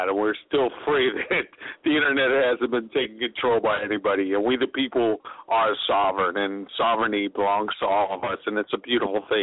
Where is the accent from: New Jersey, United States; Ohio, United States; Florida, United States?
Florida, United States; I'm from Florida